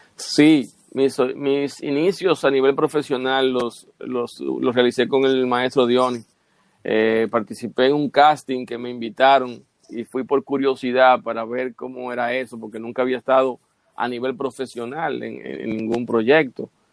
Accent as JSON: {"language": "Spanish", "town": "Bajos de Haina", "region": "San Cristóbal", "country": "Dominican Republic", "tie": "born or raised there", "said": "yo nací en Bajos de Jaina"}